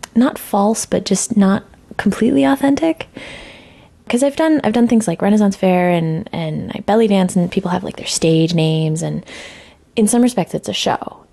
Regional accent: El Paso, Texas, United States; I grew up in Texas

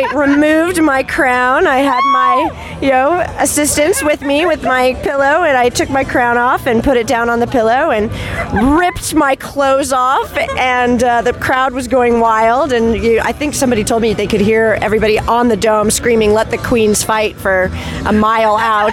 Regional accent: Seattle, Washington, United States; I'm from Seattle

